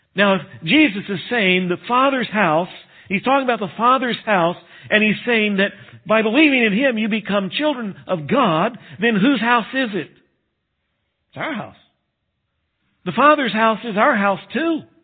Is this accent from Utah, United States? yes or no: no; Texas, United States; moved away; I grew up in Texas, and West Texas is no better